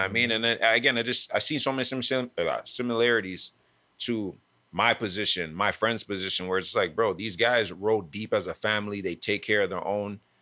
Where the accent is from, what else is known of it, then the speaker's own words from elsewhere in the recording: Toronto, Ontario, Canada; growing up in Scarborough. Being in Toronto